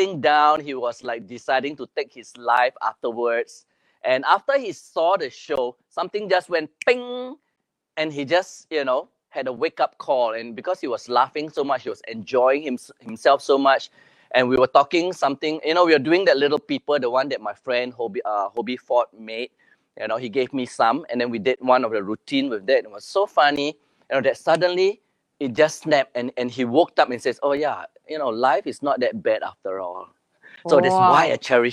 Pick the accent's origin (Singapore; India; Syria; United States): Singapore; I'm from Singapore